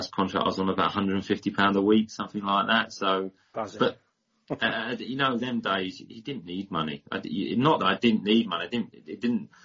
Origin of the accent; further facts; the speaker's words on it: Hastings, South East England, United Kingdom; I was from Hastings, which is a pretty small town.